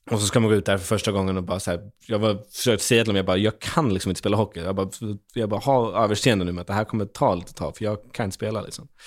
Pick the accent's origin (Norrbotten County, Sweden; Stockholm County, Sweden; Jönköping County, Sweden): Norrbotten County, Sweden; Kiruna; hon kommer från Gävle och jag kommer från Kiruna, vi har två väldigt olika dialekter.